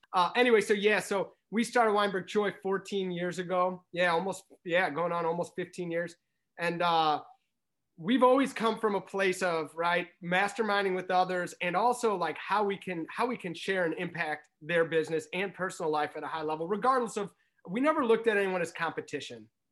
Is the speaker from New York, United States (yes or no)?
no; St. Louis, Missouri, United States; now in Chicago, United States; growing up in Saint Louis, we didn't have a basketball team, right? And so, yes, I've been in Chicago for seventeen years